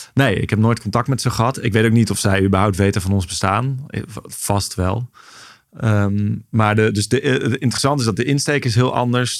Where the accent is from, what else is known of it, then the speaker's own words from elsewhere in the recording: Nijmegen, Gelderland, Netherlands; also born or lived in Maastricht; voor mijn tweede zijn we verhuisd naar Nijmegen. Dus daar ben ik echt opgegroeid